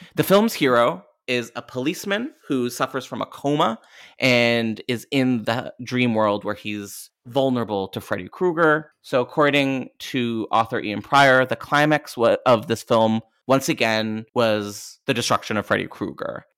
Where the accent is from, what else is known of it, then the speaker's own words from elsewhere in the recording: Canada; I'm Canadian